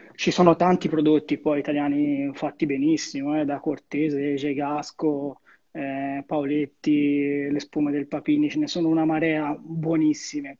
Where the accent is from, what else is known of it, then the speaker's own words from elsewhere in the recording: Arezzo, Tuscany, Italy; un mio caro amico della mia città